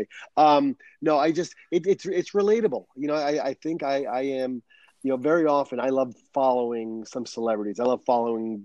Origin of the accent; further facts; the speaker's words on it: Rhode Island, United States; moved away as an adult; also born or lived in New Hampshire; now in San Diego, United States; I was born and raised on the East Coast in Rhode Island.